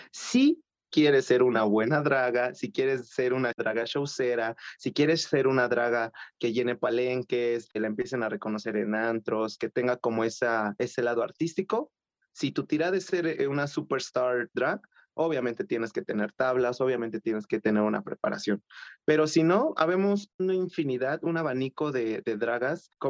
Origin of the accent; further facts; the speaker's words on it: Coacalco, State of Mexico, Mexico; yo soy del Estado de México, de Coacalco, eh, y en ese antro por ahí del 2016, si no mal recuerdo, gané un concurso para hacer la imagen de ese lugar.